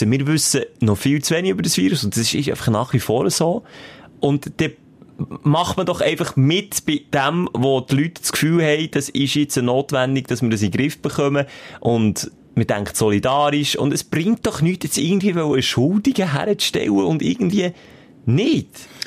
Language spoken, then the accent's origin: German; Cham, Zug, Switzerland; ich komme aus dem Kanton Zug, genau